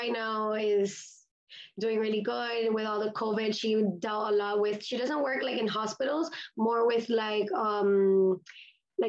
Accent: Miami, Florida, United States; also born or lived in Grenada; I was born and raised in Miami, Florida, and my parents are Hispanic, so I am also Cuban

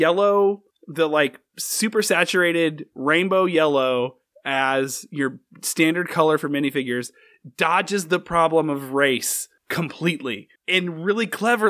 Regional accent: Indiana, United States; I grew up in Indiana.

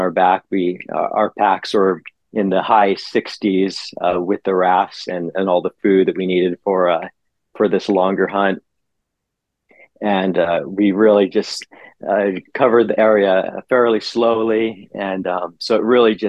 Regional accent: Southeast Alaska, United States; I was born and raised here in Southeast Alaska is where I grew up

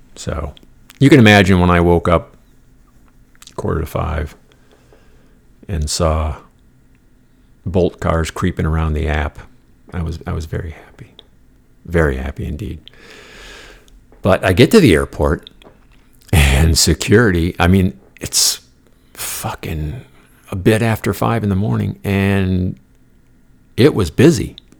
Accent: United States; I'm the American on the bus

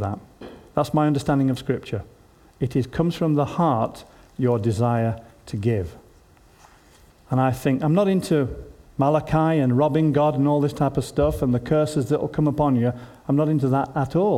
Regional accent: Yorkshire and the Humber, United Kingdom; as a Yorkshireman

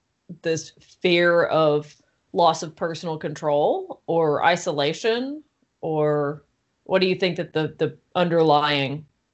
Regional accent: the South, United States; we grew up in the South

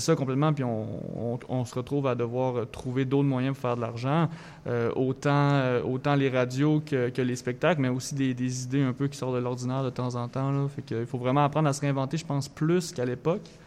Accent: Thetford Mines, Quebec, Canada; moved away as an adult; now in Montreal, Canada; je viens de Thetford Mines, une petite ville euh, anciennement minière euh, dans Chaudière-Appalaches

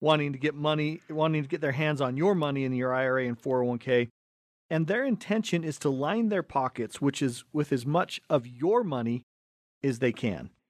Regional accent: Cottonwood Heights, Utah, United States; we grew up right here in Cottonwood Heights

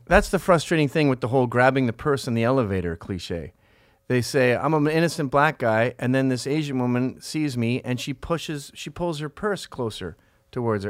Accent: Canada; I grew up in Canada

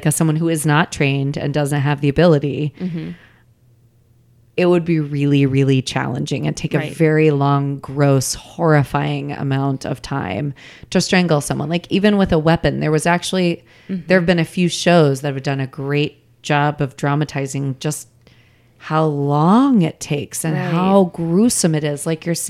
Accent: Des Moines, Iowa, United States; I'm from Des Moines.

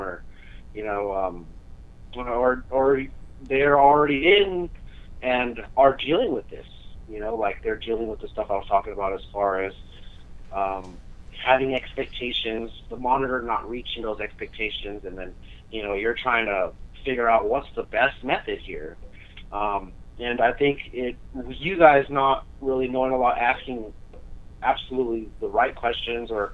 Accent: San Francisco Bay Area, California, United States; also born or lived in San Diego, California; we moved up to the Bay when I was really young

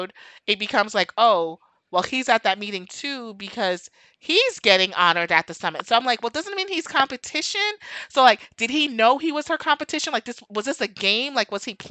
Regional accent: United States; I'm from America

